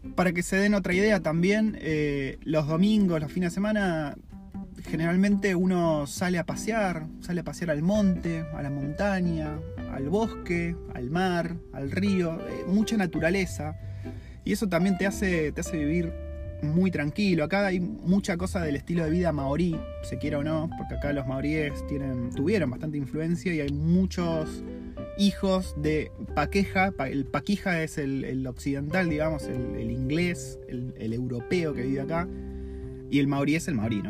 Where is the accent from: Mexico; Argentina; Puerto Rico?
Argentina; moved away as an adult; also born or lived in New Zealand; now in Wellington, New Zealand